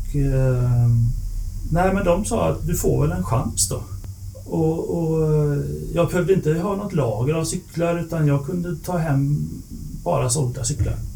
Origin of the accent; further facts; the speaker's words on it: Lerum, Västra Götaland, Sweden; Jag är från Lerum utanför Göteborg